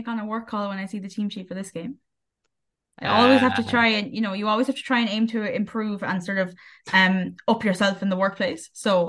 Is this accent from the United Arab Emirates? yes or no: no; Wexford, Leinster, Ireland; I was from Wexford.